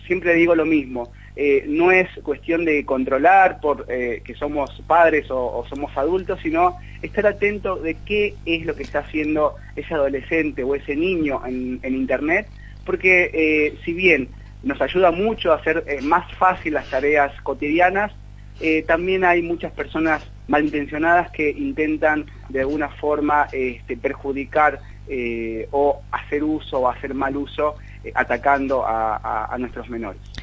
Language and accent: Spanish; Argentina; estamos esperando como argentinos